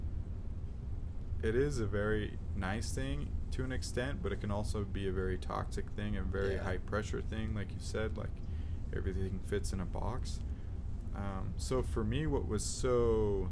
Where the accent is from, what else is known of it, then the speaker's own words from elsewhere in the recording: South Jordan, Utah, United States; I grew up in South Jordan.